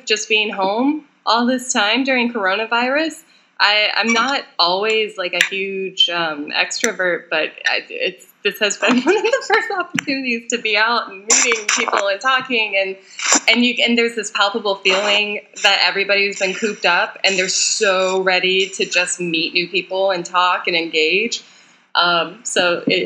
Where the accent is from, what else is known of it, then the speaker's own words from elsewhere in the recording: Jackson, Wyoming, United States; moved away as an adult; also born or lived in Southeast Asia / London / Oklahoma; now in New York, United States; I grew up in Jackson Hole, so ultra privileged white girl here